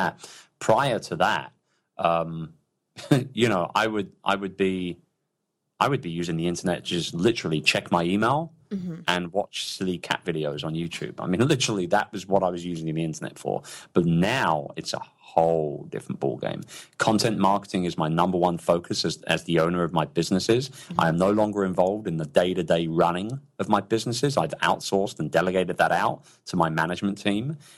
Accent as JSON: {"language": "English", "region": "London", "country": "United Kingdom", "tie": "born or raised there", "moved": "yes", "said": "I'm a very, very proud Brit, and I miss my hometown. I miss London very, very much"}